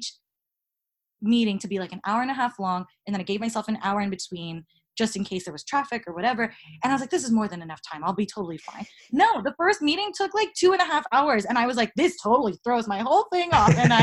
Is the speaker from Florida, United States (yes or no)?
yes; Tampa, Florida, United States; also born or lived in New York / Boston; now in Los Angeles, United States; I'm from Tampa